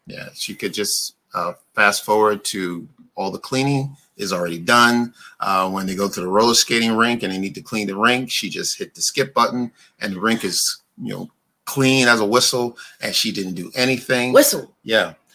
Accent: New York, United States; also born or lived in Brooklyn; I grew up in New York. I lived in Brooklyn for quite a while.

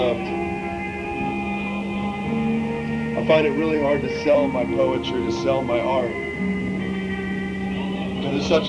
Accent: Gainesville, Florida, United States; I was born in Gainesville, Florida. I grew up on 15 acres.

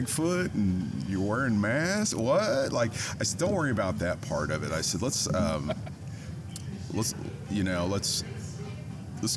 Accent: Kansas City, United States; moved away as an adult; also born or lived in Los Angeles; I'm from Kansas City originally, and I had transplanted myself out to LA in the early 2000s

